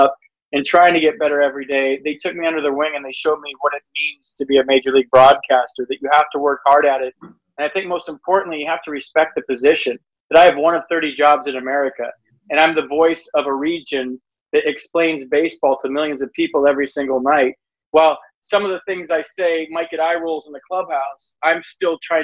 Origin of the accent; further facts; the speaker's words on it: California, United States; also born or lived in Michigan; I grew up in Michigan until I was 6 or 7, and then we moved to California